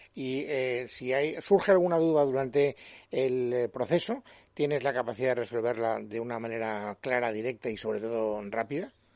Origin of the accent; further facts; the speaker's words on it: Spain; como los españoles